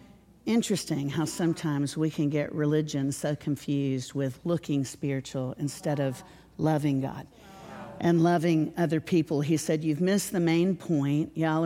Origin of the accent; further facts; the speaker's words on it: Nashville, Tennessee, United States; I'm from Nashville.